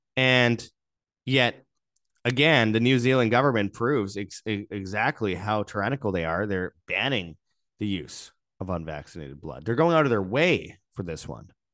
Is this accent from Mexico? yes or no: no; Canada; I say that as a Canadian.